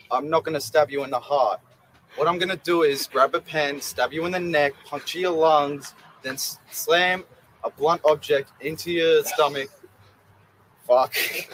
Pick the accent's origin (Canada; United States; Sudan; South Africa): United States; Brooklyn, New York; I'm going to spray. I'm from Brooklyn. That's all right.